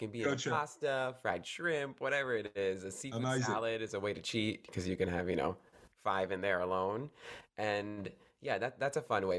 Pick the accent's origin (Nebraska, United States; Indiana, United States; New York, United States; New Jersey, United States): New Jersey, United States; now in Connecticut, United States; I grew up here in New Jersey in the United States. And now I'm in Connecticut